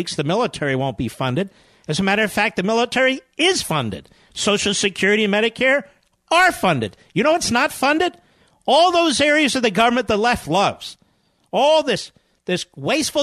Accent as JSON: {"language": "English", "region": "Northeast", "country": "United States", "tie": "born or raised there", "said": "I was born in the Northeast myself"}